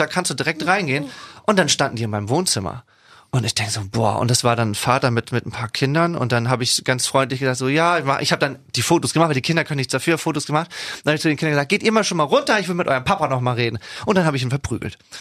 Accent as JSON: {"language": "German", "region": "Schleswig-Holstein", "country": "Germany", "tie": "born or raised there", "also_born_or_lived": "Wesselburen", "said": "meiner Heimat. Ich glaube sowieso, dass das Land Schleswig-Holstein einen sehr erdet"}